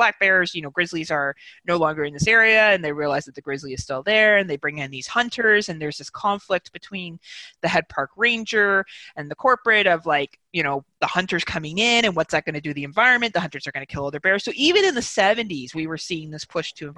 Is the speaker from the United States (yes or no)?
no; Canada